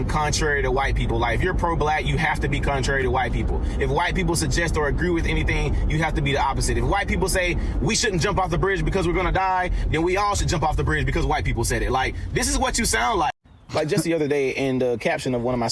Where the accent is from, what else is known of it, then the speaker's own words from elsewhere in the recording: Albany, Georgia, United States; I do my work for my hometown of Albany, Georgia.